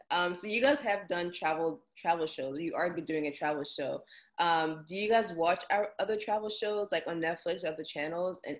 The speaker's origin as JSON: {"language": "English", "country": "DR Congo", "also_born_or_lived": "South Africa", "moved": "yes", "lives_now": "United States", "said": "So I was born in Congo, um, and then after I lived in South Africa, and then I came to the states."}